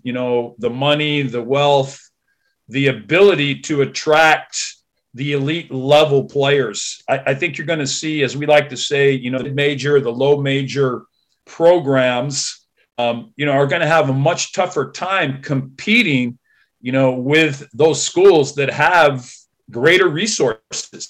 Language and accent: English; Santa Barbara County, California, United States; now in Vancouver, Washington, United States; I grew up in Santa Barbara County, California, about 11 miles from the beach